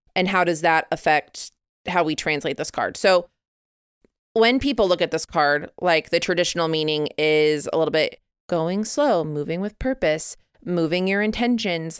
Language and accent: English; Midwest, United States; I grew up in the Midwest